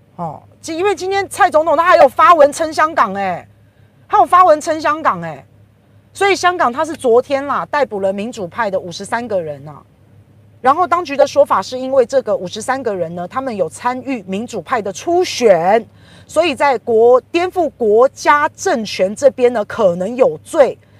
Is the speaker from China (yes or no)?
no; Taiwan; 我们台湾人